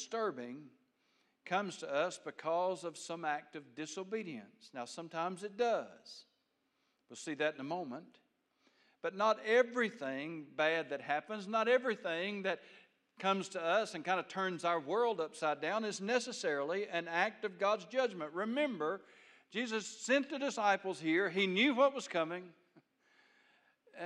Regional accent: United States; I'm an American

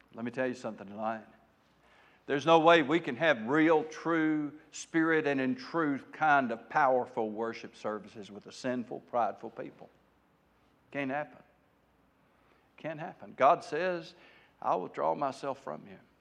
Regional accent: United States; as American people folk

